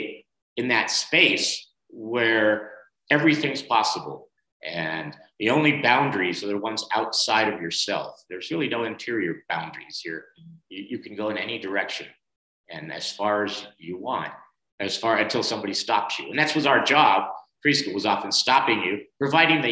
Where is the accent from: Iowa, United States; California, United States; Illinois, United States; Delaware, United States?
California, United States; San Francisco; moved away as an adult; also born or lived in Montana; Italian American family, and growing up in San Francisco and then down the peninsula to the suburbs in the 50s and the 60s